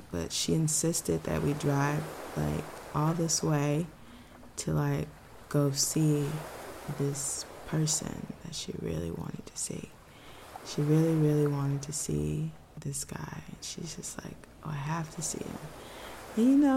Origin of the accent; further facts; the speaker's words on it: Texas, United States; I'm from Texas.